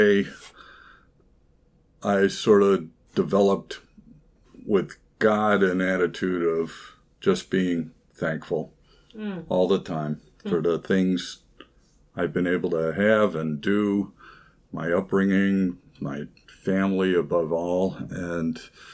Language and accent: English; Rochester, New York, United States; moved away as an adult; also born or lived in California; I was born and raised here in Rochester